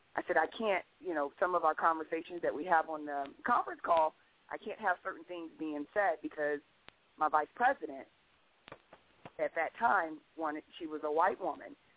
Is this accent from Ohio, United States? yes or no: yes; Columbus, Ohio, United States; now in Stafford County, Virginia, United States; I'm from Columbus, Ohio